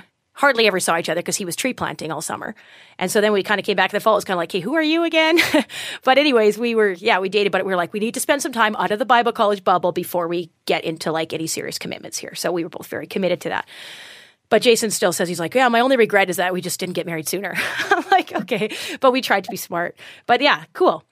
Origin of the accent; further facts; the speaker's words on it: Edson, Alberta, Canada; I was born and raised in Edson, and I went away for school and came back to Edson.